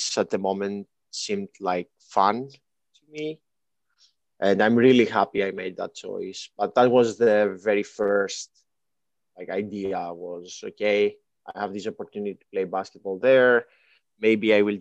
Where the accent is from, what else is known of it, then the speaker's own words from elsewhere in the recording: Kalamata, Peloponnese, Greece; English is a second language; moved away as an adult; also born or lived in Athens, Greece / Germany / Los Angeles, United States; now in Southern California, United States; I was born and raised in Greece